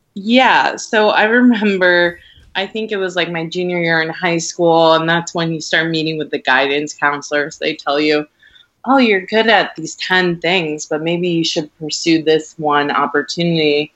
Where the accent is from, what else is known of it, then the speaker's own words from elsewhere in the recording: Rhode Island, United States; now in Brooklyn, United States; I grew up in Rhode Island. It's very small, mm-hmm. and I grew up in a tiny, tiny suburb in Rhode Island